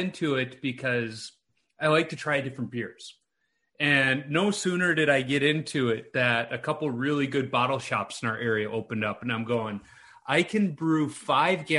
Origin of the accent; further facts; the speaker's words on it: Chicago, Illinois, United States; moved away as an adult; now in Minnesota, United States; I live in Minnesota now, but I'm originally from Chicago.